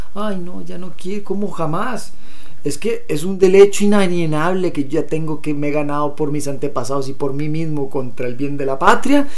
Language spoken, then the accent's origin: Spanish; Costa Rica; como ticos